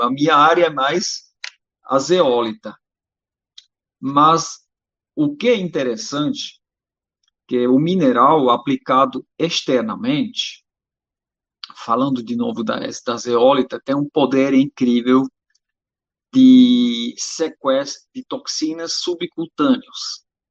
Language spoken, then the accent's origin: Portuguese; Switzerland; eu sou suíço, naturopata